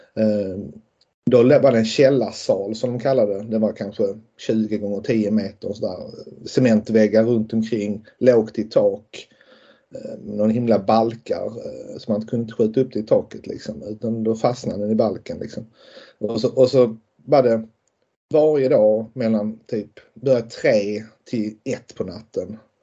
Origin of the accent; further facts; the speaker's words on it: Lund, Skåne, Sweden; jag kommer ju från Lund och, och um, bor ju fortfarande i Lund och alltid bott i, bott i Lund.